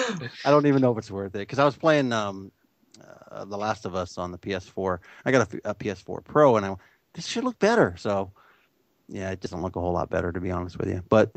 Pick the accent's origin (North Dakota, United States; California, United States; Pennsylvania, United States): California, United States; Growing up near San Francisco, I can tell you that the streets are fucking filthy in San Francisco in the 70s.